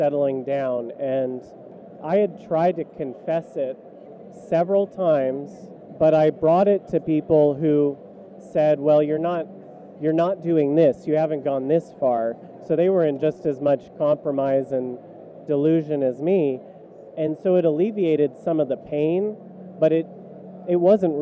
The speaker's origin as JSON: {"language": "English", "region": "California", "country": "United States", "tie": "born or raised there", "said": "I grew up in California"}